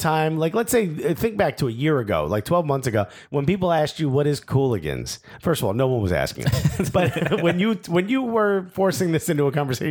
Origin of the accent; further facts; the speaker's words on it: United States; And I think now what we've realized is that we're American soccer fans talking about soccer from an American perspective.